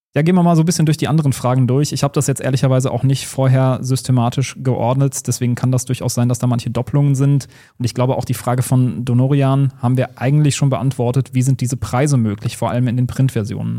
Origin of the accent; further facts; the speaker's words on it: Rhineland, Germany; ich komme aus dem Rheinland